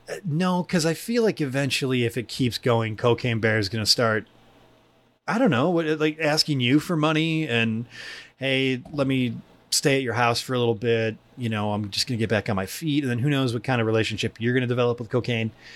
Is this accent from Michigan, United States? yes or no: yes; Michigan, United States; also born or lived in Allen Park, Michigan; I missed my old friends back in the woods of my hometown that I had just come from. But I moved to the big city. I moved to the London of downriver Michigan, Allen Park